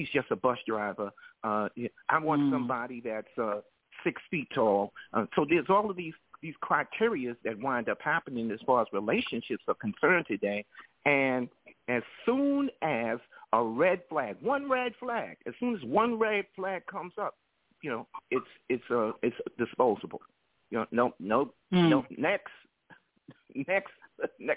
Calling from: New York City, New York, United States; I'm calling from New York City.

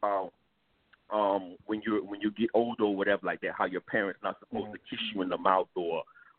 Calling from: Miami, Florida, United States; I'm calling from Miami.

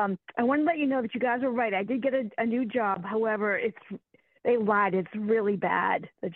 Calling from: Virginia, United States; from Virginia.

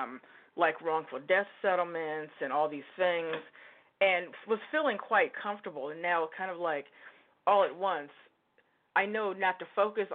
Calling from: Oregon, United States; I'm calling you from Oregon.

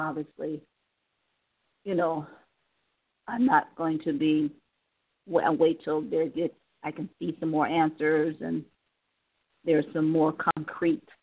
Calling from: Cleveland, Ohio, United States; Cleveland, Ohio.

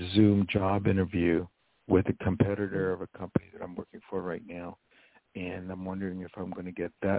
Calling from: Poughkeepsie, New York, United States; I'm calling from New York.

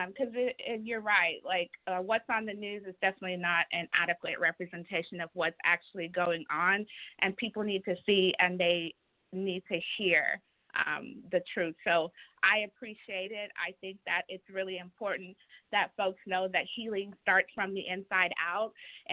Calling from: Texas, United States; I'm calling in from Texas.

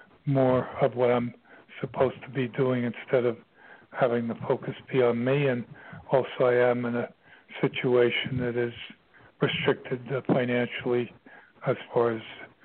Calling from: Virginia, United States; I'm calling from Virginia

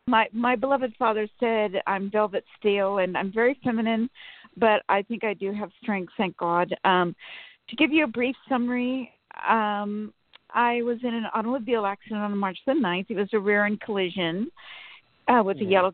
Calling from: Sacramento, California, United States; From Sacramento.

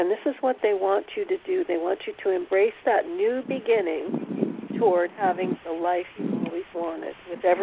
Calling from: Oklahoma, United States; I'm calling from Oklahoma.

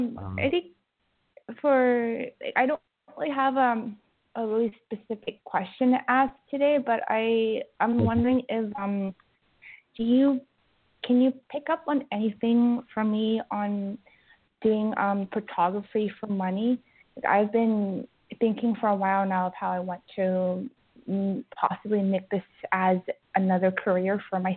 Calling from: Vancouver, British Columbia, Canada; I'm calling from Vancouver.

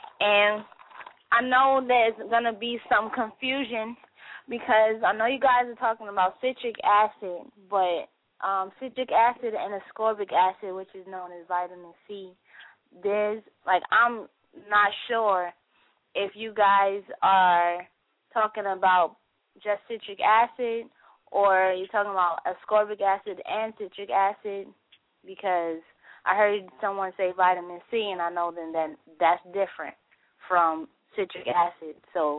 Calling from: Baltimore, Maryland, United States; I'm calling from Baltimore, Maryland.

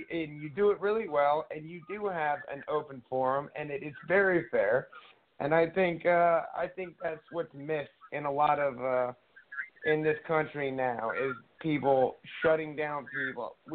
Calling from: Carlisle, Pennsylvania, United States; Carlisle, Carlisle, Pennsylvania. It's right near Harrisburg.

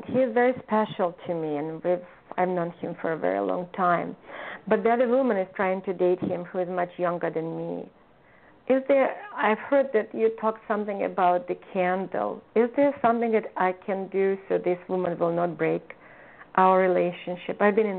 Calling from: California, United States

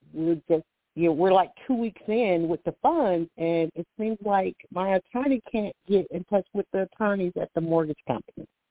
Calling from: Alabama, United States; I'm calling from Alabama

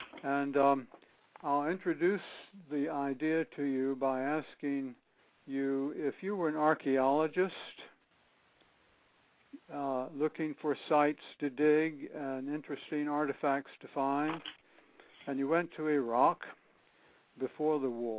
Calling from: East Hampton, Connecticut, United States; I'm calling from East Hampton, which is southeast of Hartford, Connecticut, all the way across the country.

